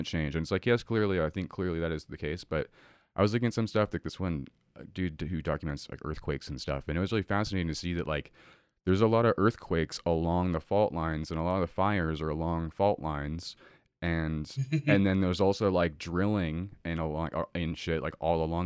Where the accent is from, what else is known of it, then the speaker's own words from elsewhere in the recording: Boulder Creek, California, United States; my hometown of Boulder Creek in Santa Cruz